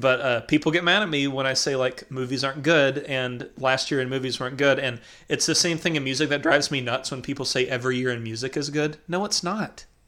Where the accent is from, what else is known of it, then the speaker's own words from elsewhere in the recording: McMinnville, Tennessee, United States; now in North Carolina, United States; people I grew up with in McMinnville